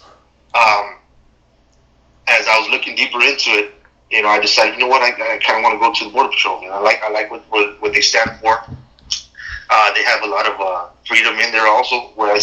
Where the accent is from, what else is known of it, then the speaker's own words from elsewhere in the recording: Imperial Valley, California, United States; we're native here from the Imperial Valley